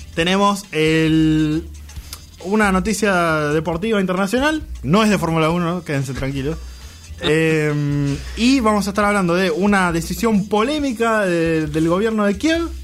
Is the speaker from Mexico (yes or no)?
no; Vicente López, Buenos Aires Province, Argentina; moved away; A pesar de que no vivo ahí, no nací ahí, pero viví mucho tiempo ahí, yo me considero de Vicente López